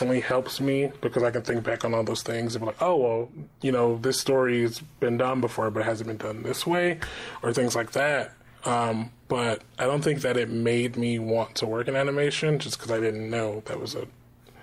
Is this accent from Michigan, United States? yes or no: yes; Michigan, United States; moved away; I'm from the Midwest, which is not the East Coast